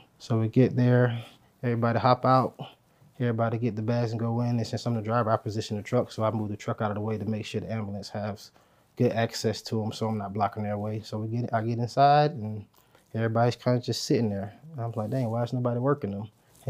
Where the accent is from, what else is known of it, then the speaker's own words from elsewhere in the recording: Pompano Beach, Florida, United States; No, I'm originally from South Florida, Pompano Beach, Florida.